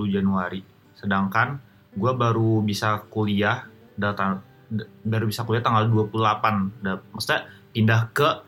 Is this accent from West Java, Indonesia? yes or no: no; Jakarta, Indonesia; kayak kayak gue sebagai orang Jakarta ini gue for the first time ngomong